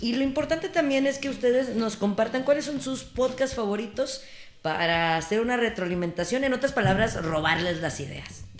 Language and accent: Spanish; Torreón, Coahuila, Mexico; yo soy de Torreón y del mundo